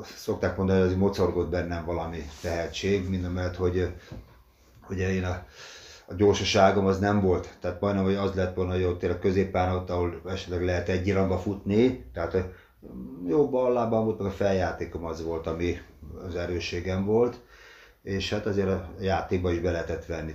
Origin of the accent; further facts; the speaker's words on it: Dorog, Komárom-Esztergom, Hungary; moved away as an adult; now in Székesfehérvár, Hungary; Dorogon születtem, ott lettem tízes koromtól igazolt játékos